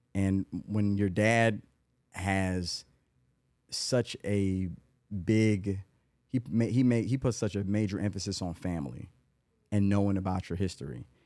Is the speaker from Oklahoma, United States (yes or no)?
no; Atlanta, Georgia, United States; also born or lived in Los Angeles / Chicago; was born in Los Angeles. Dad is from Tuskegee. Lived in Chicago some. Uh, but I've been in Atlanta since ninety-eight. And I went to, and, and the, anybody that listens to this, they hear the names like North Atlanta High School, graduate